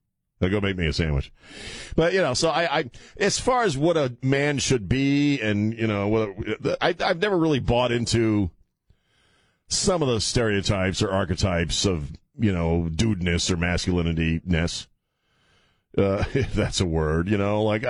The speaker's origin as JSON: {"language": "English", "town": "Annapolis", "region": "Maryland", "country": "United States", "tie": "born or raised there", "said": "I grew up in Maryland, which is a very liberal state. Grew up in Annapolis, Maryland"}